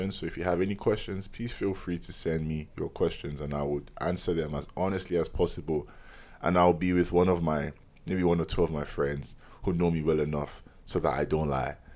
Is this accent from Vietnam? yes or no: no; Nigeria; As a Nigerian, you're born with 5 to 10 aunties and uncles